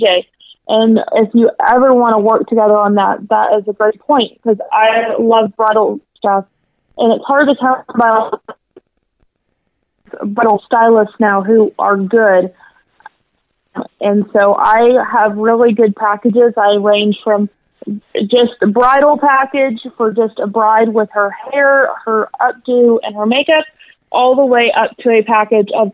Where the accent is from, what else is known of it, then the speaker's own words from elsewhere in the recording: North Little Rock, Arkansas, United States; I grew up here in North Little Rock.